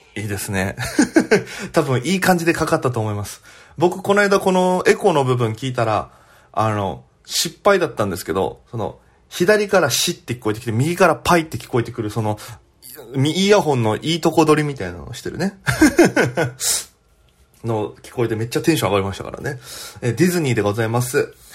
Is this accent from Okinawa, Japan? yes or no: yes; Okinawa, Japan; now in Tokyo, Japan; 私県出身で現在東京でフリーのピン芸人として活動しております